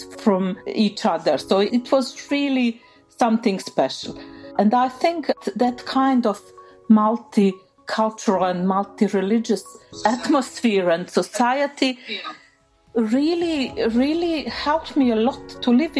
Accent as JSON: {"language": "English", "town": "Sarajevo", "region": "Federation of Bosnia and Herzegovina", "country": "Bosnia & Herzegovina", "tie": "born or raised there", "second_language": "English", "moved": "as an adult", "lives_now": "Norway", "said": "I was born in Sarajevo. I grew up there. I went there to school and I've studied there"}